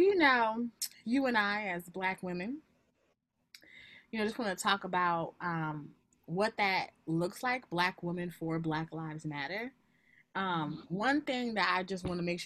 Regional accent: United States; I was born in America. This is my country.

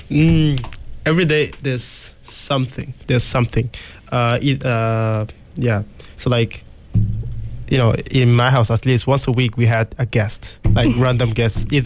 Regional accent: DR Congo; moved away; I'm from the Democratic Republic of the Congo.

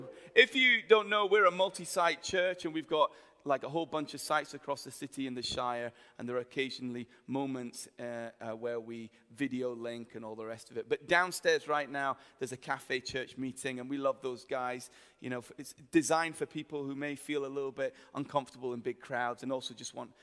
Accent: Himalayas, India; moved away; I lived in India for many years and I grew up in the Himalayas.

